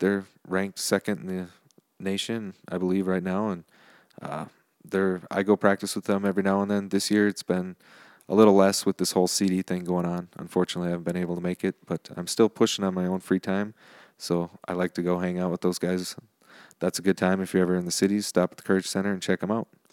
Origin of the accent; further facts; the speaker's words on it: New Richmond, Wisconsin, United States; New Richmond, which is my hometown.